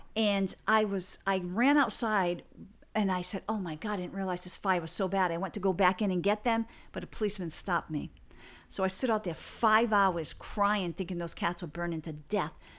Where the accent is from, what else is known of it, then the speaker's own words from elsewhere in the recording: Fall River, Massachusetts, United States; my hometown of Fall River, Massachusetts